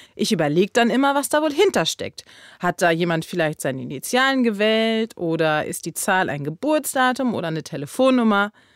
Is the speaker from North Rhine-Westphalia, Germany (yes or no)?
yes; Steinfurt district, North Rhine-Westphalia, Germany; Ich komme zum Beispiel aus dem Kreis Steinfurt, also ST